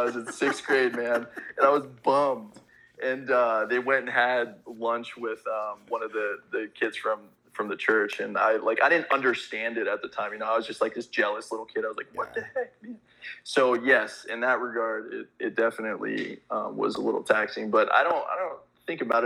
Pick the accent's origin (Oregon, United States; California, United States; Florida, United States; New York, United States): California, United States; I grew up out in California